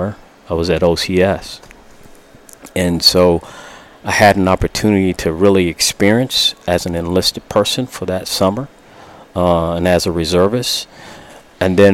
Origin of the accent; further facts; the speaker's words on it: San Antonio, Texas, United States; I grew up in San Antonio, Texas.